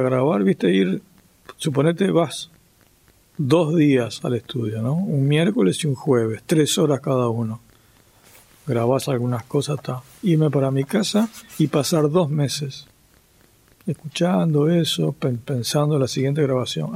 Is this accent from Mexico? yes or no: no; Uruguay; yo era un músico nacido en Uruguay